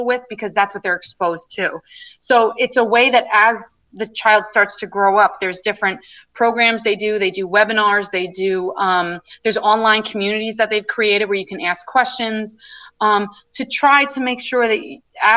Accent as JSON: {"language": "English", "area": "Long Island", "region": "New York", "country": "United States", "said": "I'm coming from Long Island, you know, where I'm, like I said, my family's white and I'm from primarily a white community"}